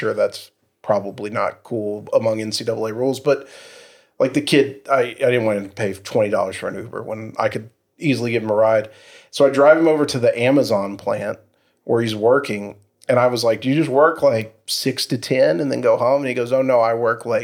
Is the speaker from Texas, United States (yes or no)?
yes; Irving, Texas, United States; I grew up in South Irving